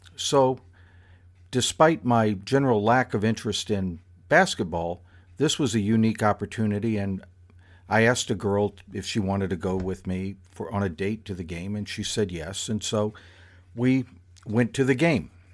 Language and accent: English; South Florida, United States; happened to me while I was in high school. But still, it is uniquely South Florida in its nature